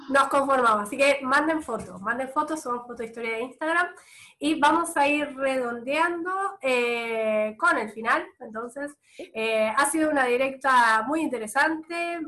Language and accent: Spanish; Bahía Blanca, Buenos Aires Province, Argentina; also born or lived in Italy; cuando volviera a mi provincia, cuando yo dije que, estaba, que vivía en Bahía Blanca